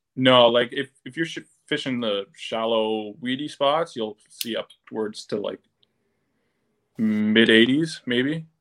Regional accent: Barrie, Ontario, Canada; I'm from Barrie, Ontario, which is about an hour north of Toronto

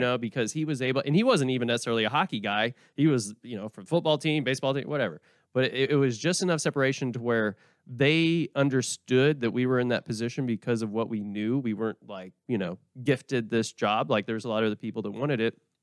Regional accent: Oklahoma, United States; moved away; also born or lived in Vermont; I'm from Oklahoma

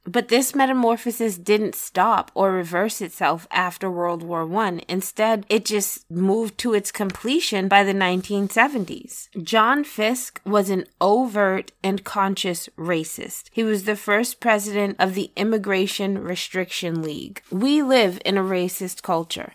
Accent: Massachusetts, United States; I'm from Massachusetts

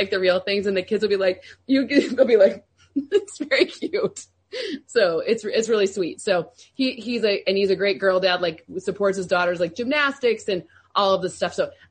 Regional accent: East Lansing, Michigan, United States; also born or lived in Luxembourg; I'm from East Lansing, Michigan.

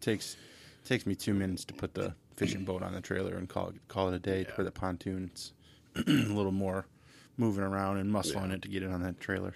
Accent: Redford, Michigan, United States; I grew up in Redford, so I know uh, you guys are all familiar with Redford, and uh, graduated from high school there, and you know Thurston High School.

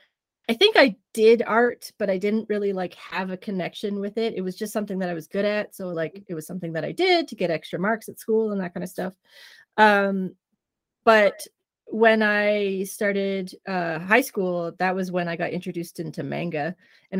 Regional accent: Trenton, Ontario, Canada; I grew up in the middle of redneck country, Trenton, Ontario

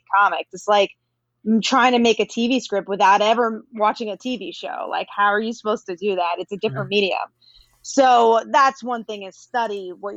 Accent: New York, United States; I'm from New York

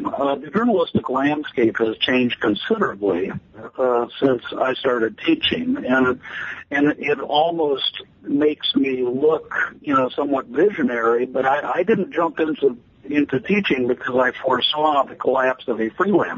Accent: Chicago, Illinois, United States; moved away as an adult; also born or lived in Austin, Texas; now in Des Moines, United States; I come from the Chicago area, the western suburbs of Chicago

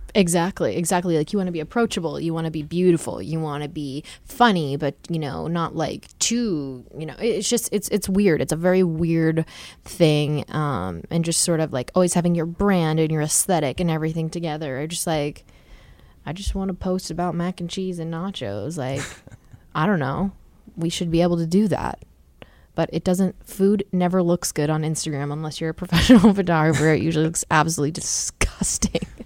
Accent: Wall Township, New Jersey, United States; I'm from Wall Township in New

